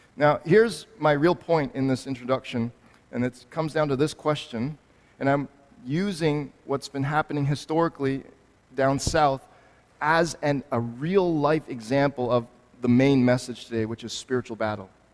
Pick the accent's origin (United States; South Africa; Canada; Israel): Canada; me as a Canadian